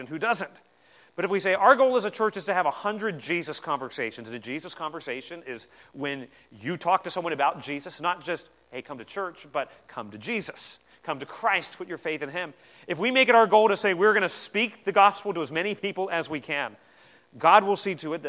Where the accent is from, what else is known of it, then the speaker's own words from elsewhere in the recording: New Zealand; I'm from New Zealand as well